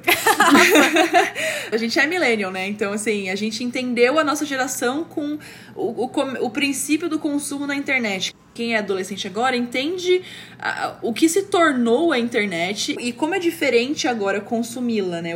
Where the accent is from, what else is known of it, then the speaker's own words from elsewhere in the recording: Brazil; eu sou brasileira